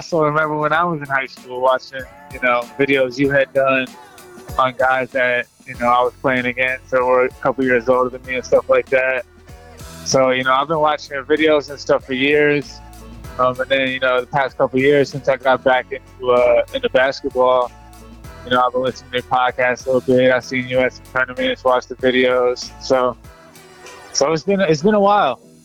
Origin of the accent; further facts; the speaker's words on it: Atlanta, Georgia, United States; I grew up in Atlanta.